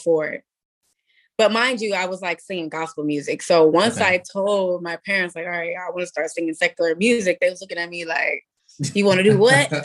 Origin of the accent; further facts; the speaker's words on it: Atlanta, Georgia, United States; I grew up in Atlanta, Georgia. Well, Gwinnett County.